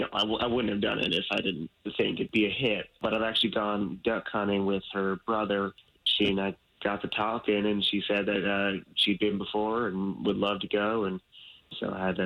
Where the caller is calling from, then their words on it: Sorrento, Florida, United States; I'm calling from Sorrento.